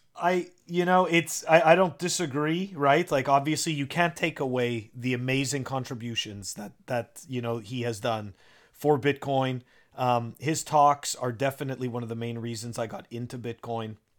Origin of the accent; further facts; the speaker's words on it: Canada; now in United States; I'm originally from Canada